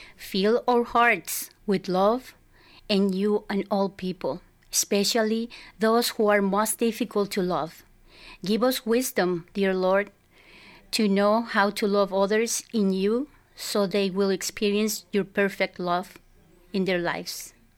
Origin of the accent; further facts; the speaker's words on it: Culiacán, Sinaloa, Mexico; moved away; I was born and raised in Mexico